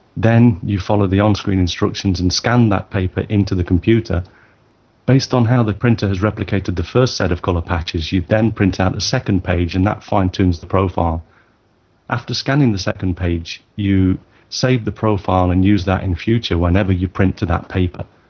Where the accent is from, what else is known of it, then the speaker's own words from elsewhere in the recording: United Kingdom; now in Tokyo, Japan; I'm a British born photographer based in Tokyo